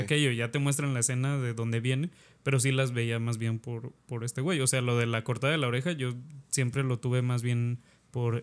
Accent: Mexico; a nosotros como mexicanos

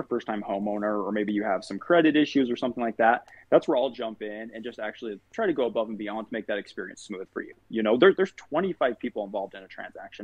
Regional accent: Farmington, Utah, United States; I grew up in Farmington, Utah

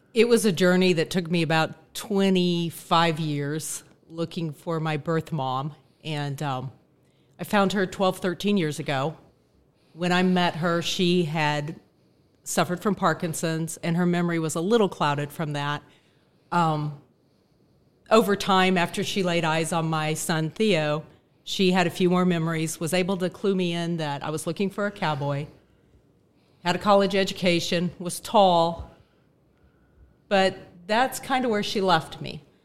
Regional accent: Phoenix, Arizona, United States; I was born in Phoenix, Arizona, nineteen sixty-seven

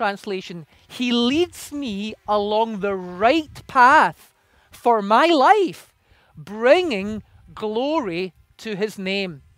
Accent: Scotland, United Kingdom; moved away; I come originally from Scotland, and in Scotland we have sheep everywhere.

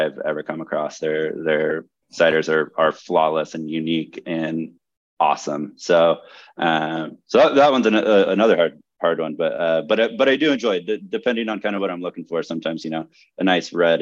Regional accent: Yakima Valley, Washington, United States; my hometown

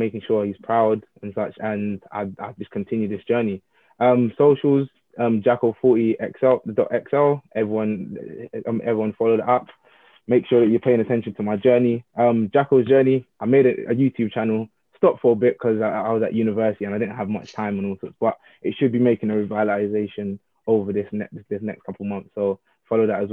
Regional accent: Jamaica; I have to rep my home. I'm Jamaican through and through

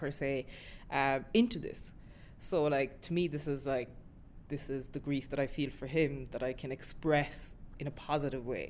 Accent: Millstreet, Munster, Ireland; my own town, my hometown in Mill Street, there's nothing for young people

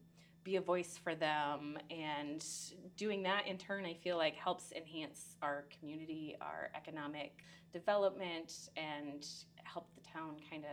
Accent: Maquoketa, Iowa, United States; moved away as an adult; I am originally from Maquoketa. Born and raised.

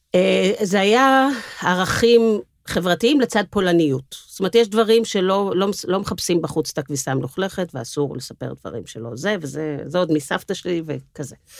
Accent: Tel Aviv, Tel Aviv District, Israel; אני דור uh, שלישי, יש מחלוקת אם זה שלישי או רביעי בתל אביב

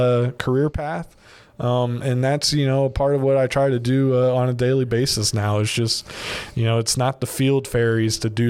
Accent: Virginia, United States; moved away as an adult; now in Baton Rouge, United States; I'm originally from Virginia

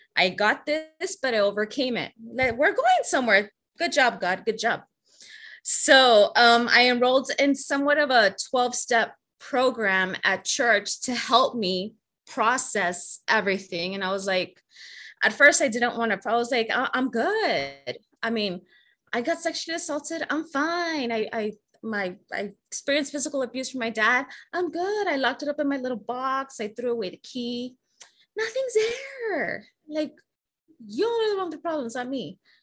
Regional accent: Laredo, Texas, United States; also born or lived in San Antonio, Texas; I was born in San Antonio, Texas, but was raised in Laredo, Texas

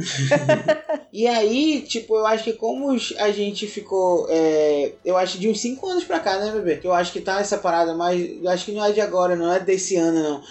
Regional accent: Amazonas, Brazil; a gente é amazonense

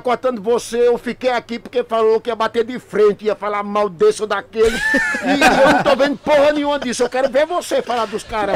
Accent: Brazil; Nós somos do Brasil

